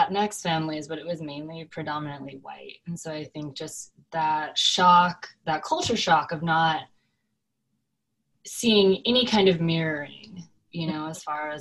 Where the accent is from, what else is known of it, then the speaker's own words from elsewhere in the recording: Oregon, Southern California, United States; also born or lived in South Korea; So I grew up in Southern California, and then my mom got remarried and we moved to Oregon. So I was there for middle school and high school.